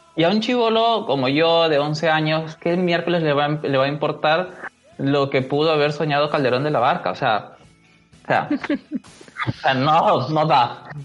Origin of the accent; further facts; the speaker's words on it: Peru; nosotros que somos peruanos y estamos viviendo este, esta desigualdad, esta brecha social que se está, que se ve acá en el Perú